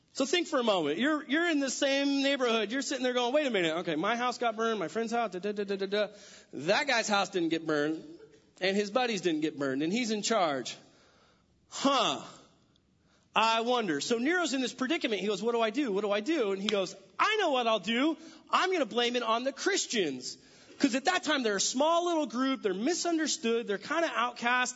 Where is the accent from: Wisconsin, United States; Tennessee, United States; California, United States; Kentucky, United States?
California, United States; moved away as an adult; also born or lived in San Diego; now in Washington, United States; I'm from California, born and raised